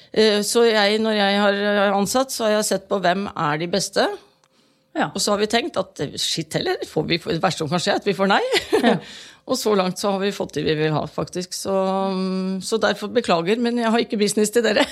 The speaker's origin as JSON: {"language": "Norwegian", "town": "Halden", "region": "Østfold", "country": "Norway", "said": "Jeg kommer jo selv fra Halden"}